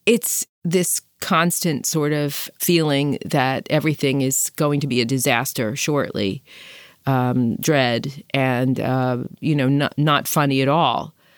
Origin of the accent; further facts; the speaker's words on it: New York City, New York, United States; I'm from Brooklyn